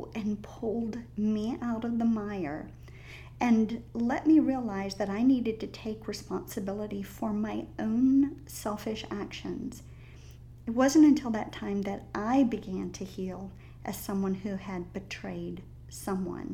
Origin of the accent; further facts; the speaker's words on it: the South, United States; accent: Southern drawl; I'm a Southern girl. I was raised in the South.